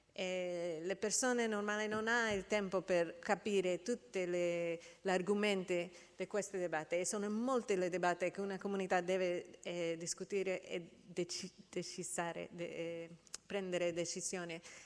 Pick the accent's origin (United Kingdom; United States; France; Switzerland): United States; Italian is a second language; nel mio paese, gli Stati Uniti